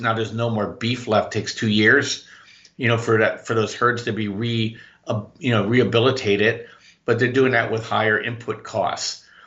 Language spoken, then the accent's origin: English; Orange County, California, United States; my whole adult life I've been in Orange County, California